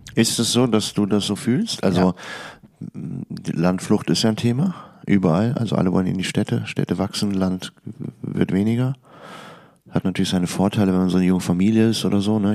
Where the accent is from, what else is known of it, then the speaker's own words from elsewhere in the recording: Hilden, North Rhine-Westphalia, Germany; Ich bin in Hilden geboren